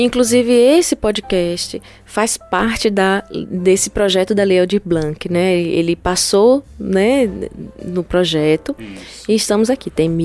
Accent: Petrolina, Pernambuco, Brazil; eu sou de Petrolina

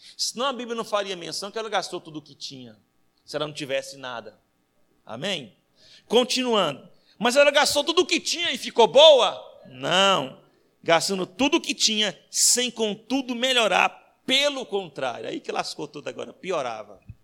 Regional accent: Anápolis, Goiás, Brazil; moved away; Quando eu vou para casa da minha mãe em Goiás, que eu sou goiano, lá de Anápolis

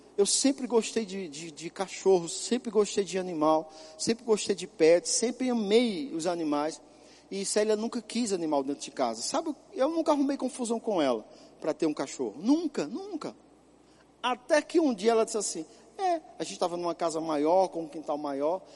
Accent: São Paulo, Brazil; moved away; also born or lived in Caruaru / Ponta Porã; quando eu era criança, lá em São Paulo.

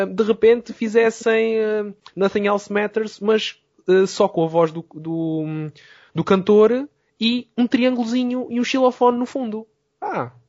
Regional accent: Algarve, Portugal; moved away as an adult; also born or lived in Lisbon; sou do Algarve e depois do Algarve para Lisboa

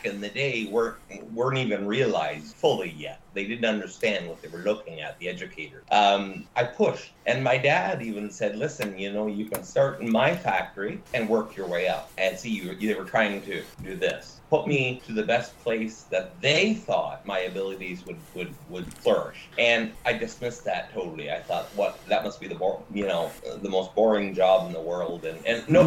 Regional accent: Niagara Falls, Ontario, Canada; Well, I am Canadian, mm-hmm. and I am from Niagara Falls, Canada, and that's in Ontario, in the province of Ontario.

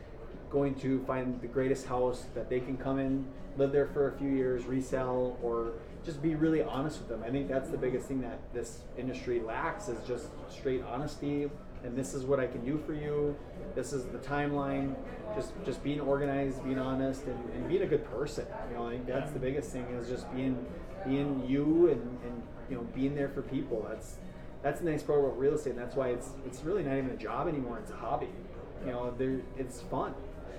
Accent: Duluth, Minnesota, United States; I'm in my hometown. I get to stay here

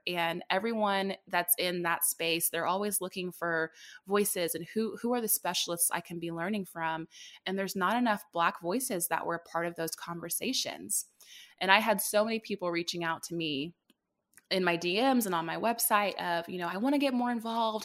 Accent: Dallas, Texas, United States; moved away as an adult; also born or lived in Indianapolis, Indiana; I'm born and raised in Dallas, popped up to Indy for a little bit, but now I'm back home.

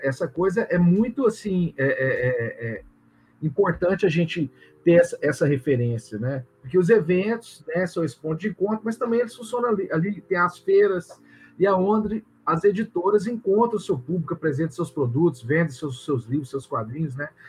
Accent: Goiânia, Goiás, Brazil; eu sou de Goiânia

